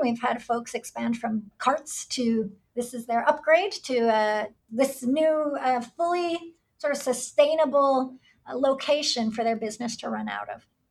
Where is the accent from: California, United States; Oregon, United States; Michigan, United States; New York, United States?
New York, United States; moved away as an adult; now in Puerto Rico; I grew up in New York, but my mother is from Puerto Rico.